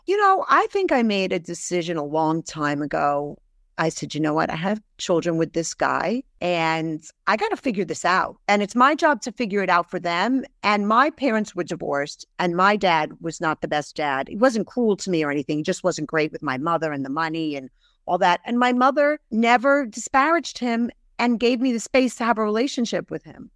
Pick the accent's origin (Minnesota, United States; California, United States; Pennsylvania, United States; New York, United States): New York, United States; Brooklyn; also born or lived in England; I was raised in Brooklyn, really by a single mom